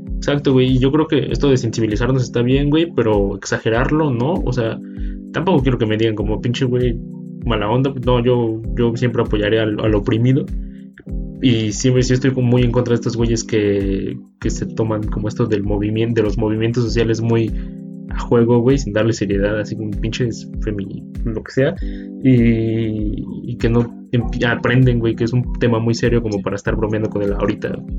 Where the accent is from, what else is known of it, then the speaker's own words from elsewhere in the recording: Mexico; siendo mexicanos